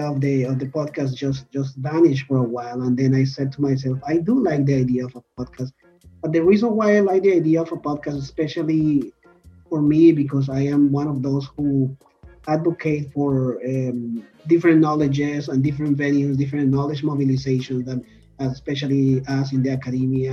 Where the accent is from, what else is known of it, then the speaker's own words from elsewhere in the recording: Colombia; now in Toronto, Canada; I'm originally from Colombia in South America